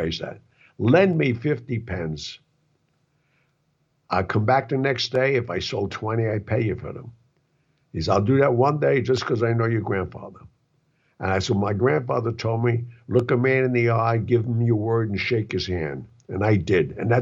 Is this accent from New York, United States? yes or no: yes; New York, United States; I come from Mulberry Street